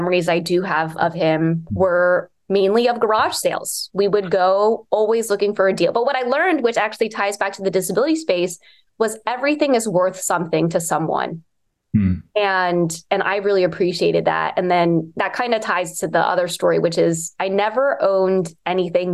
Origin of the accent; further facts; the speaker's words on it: Bethesda, Maryland, United States; growing up in Bethesda